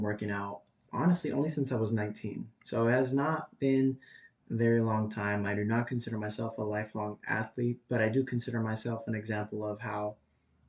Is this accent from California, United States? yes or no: yes; Madera, California, United States; born and raised in Madera too